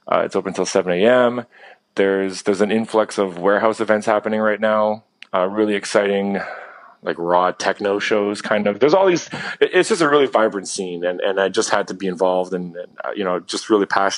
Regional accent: Ontario, Canada; also born or lived in London, United Kingdom; now in Toronto, Canada; I'm based in Toronto. I mean, I'm from Ontario, which is a province in Canada. I'm not too far from Toronto

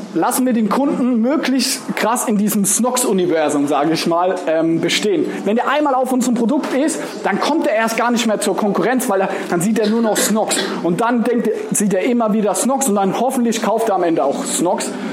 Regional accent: Mannheim, Baden-Württemberg, Germany; Ich komme aus Mannheim. Mannheim ist so eine Stunde anderthalb von hier

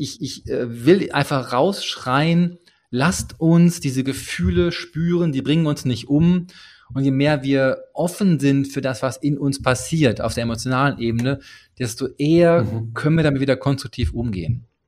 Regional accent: Ruhr area, North Rhine-Westphalia, Germany; Ich komme aus dem Ruhrgebiet

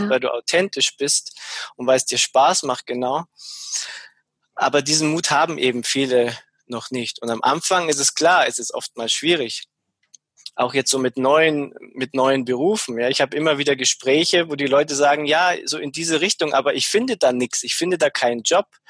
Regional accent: Munich, Bavaria, Germany; also born or lived in Ammersee; ursprünglich komme ich aus der aus der Gegend von München. Also ich bin in München geboren, bin auch nie so wirklich weit weggekommen.

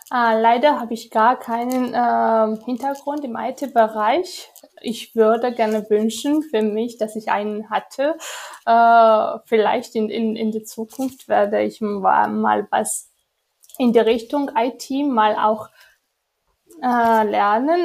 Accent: Georgia; German is a second language

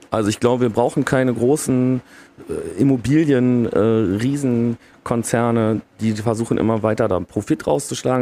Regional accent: Stolberg, North Rhine-Westphalia, Germany; ich komme ja aus Aachen, in einem Vorort von Aachen, das ist Stolberg

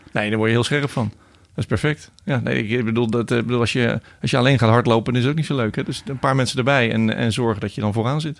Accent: a small village just south of Rotterdam, South Holland, Netherlands; waar ik geboren ben. Een klein dorpje net onder Rotterdam

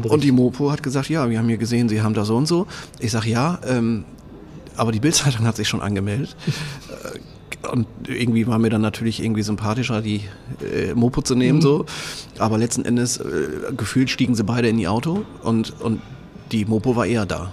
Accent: Oldenburg, Lower Saxony, Germany; Ich ähm, bin aus dem schönen äh, Oldenburg, ähm, in Oldenburg, also nicht das, was hier in Schleswig-Holstein ist

